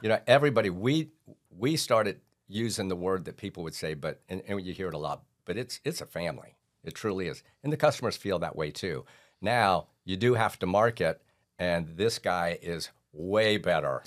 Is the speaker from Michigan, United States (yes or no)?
no; St. Petersburg, Florida, United States; I was born on Fourth Street and I've never left